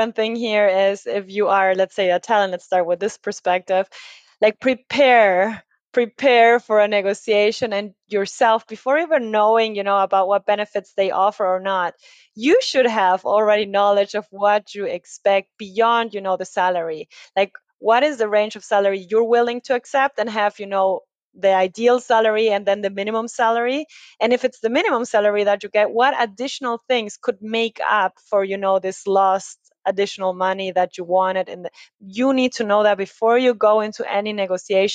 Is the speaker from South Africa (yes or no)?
no; Ecuador; now in Germany; I come from Ecuador in South America